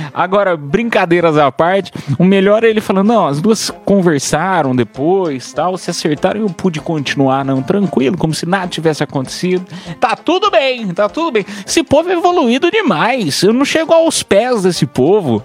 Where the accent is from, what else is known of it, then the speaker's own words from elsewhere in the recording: Piedade, São Paulo, Brazil; moved away; lá da minha cidade de Piedade